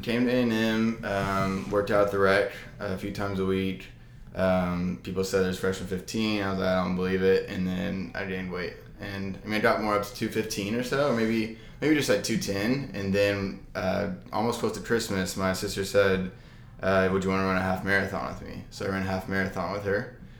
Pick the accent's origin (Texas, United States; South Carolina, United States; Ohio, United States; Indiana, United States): Texas, United States; Arlington; also born or lived in College Station, Texas; I'm from Arlington, Texas